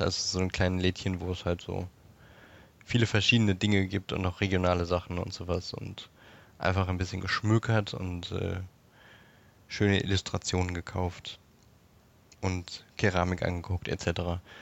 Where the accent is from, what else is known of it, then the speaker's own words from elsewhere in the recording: Berlin, Germany; wo ich in Berlin geboren bin